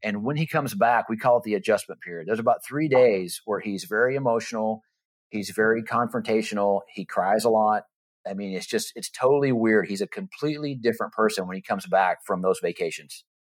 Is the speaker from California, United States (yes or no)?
no; Texas, United States; moved away as an adult; also born or lived in Florida; we moved from Florida, uh, back to our hometown, Texas